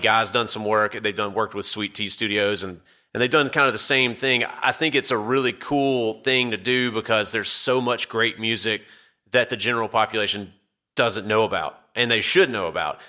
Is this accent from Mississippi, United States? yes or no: yes; Mississippi, United States; moved away; I'm from Mississippi originally